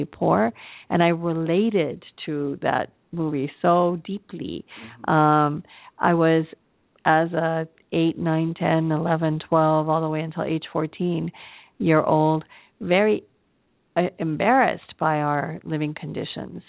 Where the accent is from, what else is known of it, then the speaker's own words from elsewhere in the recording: Los Angeles, California, United States; also born or lived in Acapulco, Guerrero, Mexico; she brought us to the United States to live with my father's mother, and that's how I came to live in Los Angeles